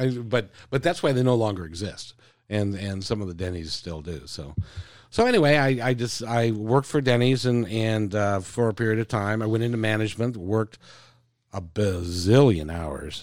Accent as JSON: {"language": "English", "town": "Seattle", "region": "Washington", "country": "United States", "tie": "born or raised there", "also_born_or_lived": "Idaho Falls, Idaho", "said": "we moved here about three months later. So, I've lived here my whole life, and, uh, um, grew up in the Ravenna area"}